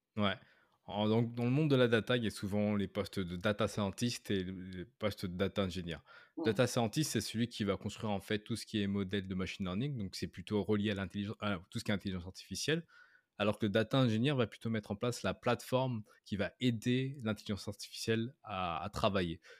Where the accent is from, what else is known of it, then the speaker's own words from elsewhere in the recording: France; moved away as an adult; now in Canada; je suis français, j'habite au Canada depuis maintenant plus de 7 ans